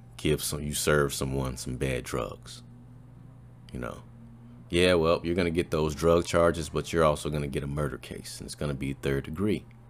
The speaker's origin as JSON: {"language": "English", "town": "Chicago", "region": "Illinois", "country": "United States", "tie": "born or raised there", "also_born_or_lived": "Des Moines, Iowa", "moved": "as an adult", "lives_now": "Arlington, United States", "said": "I'm born and raised in Chicago"}